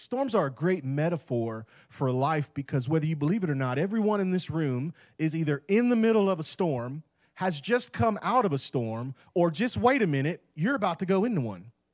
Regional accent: Tampa Bay area, West Central Florida, United States; moved away as an adult; now in Clarksville, United States; I grew up in West Central Florida in the Tampa Bay area

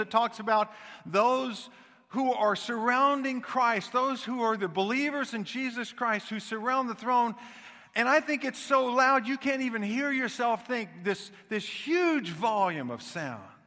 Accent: Kansas City, Missouri, United States; I grew up in Kansas City

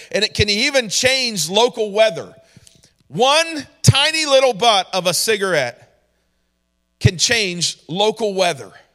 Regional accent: New York, United States; moved away; also born or lived in Georgia; I grew up in New York

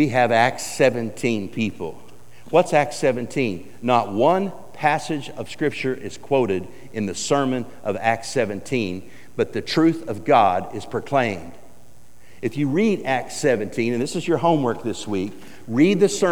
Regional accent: Woodward, Oklahoma, United States; also born or lived in Alva, Oklahoma / Eufaula, Oklahoma; I grew up in Oklahoma. Born in Alva, Oklahoma, raised in Woodward, Oklahoma, went to high school in Eufaula, Oklahoma

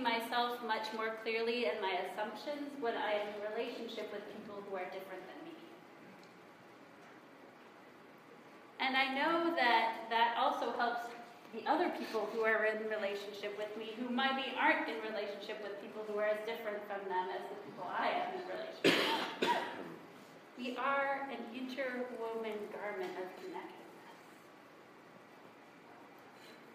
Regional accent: South Dakota, United States; moved away; the one I grew up in South Dakota

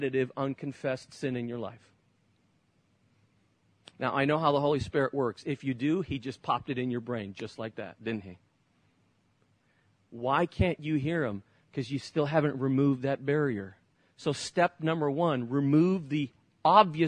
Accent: Barcelona, Catalonia, Spain; moved away; I grew up in Spain, many of you know that, and lived in Barcelona, right at the tip of Spain where the Olympics were

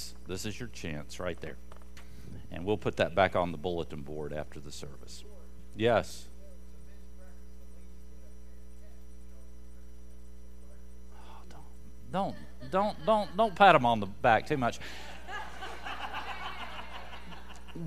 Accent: North Carolina, United States; I was from North Carolina

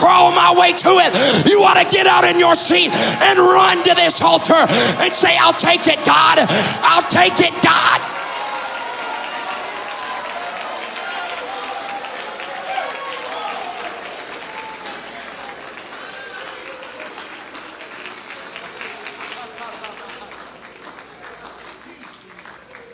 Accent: Bogalusa, Louisiana, United States; accent: southern drawl; I come from Bogalusa, Louisiana

